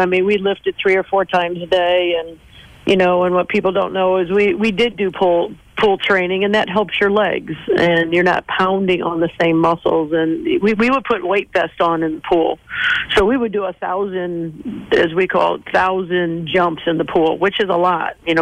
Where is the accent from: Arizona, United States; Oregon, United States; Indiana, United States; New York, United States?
Indiana, United States; Mishawaka; when I grew up in Mishawaka